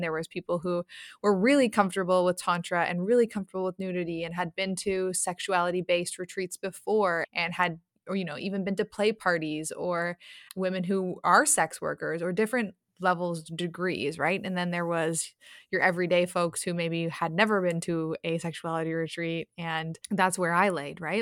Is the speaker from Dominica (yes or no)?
no; Toronto, Ontario, Canada; I'm from Toronto and Toronto, Canada